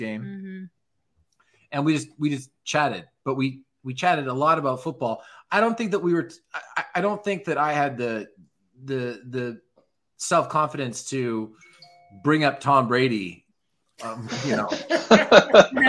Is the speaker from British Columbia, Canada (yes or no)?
no; Toronto, Ontario, Canada; now in Los Angeles, United States; growing up in Toronto